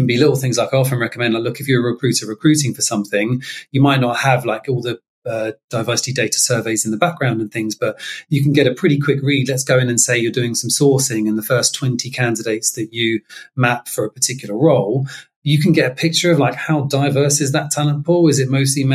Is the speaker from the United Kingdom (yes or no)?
yes; London, United Kingdom; I'm from South London originally, and I'd grown up in a very diverse area in Catford